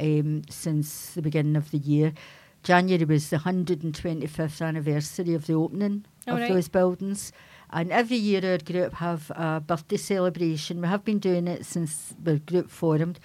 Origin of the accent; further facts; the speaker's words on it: Glasgow, Scotland, United Kingdom; I was brought up in the Godbulls